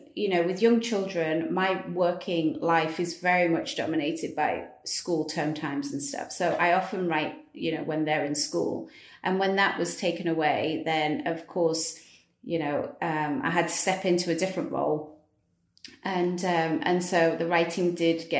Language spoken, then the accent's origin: English; United Kingdom; moved away as an adult; now in Dubai, United Arab Emirates; my home country in the UK